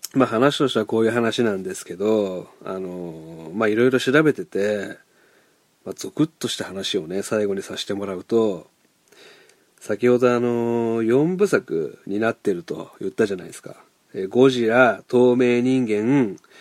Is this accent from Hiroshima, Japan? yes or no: yes; Hiroshima, Japan; 僕、広島出身なんですけど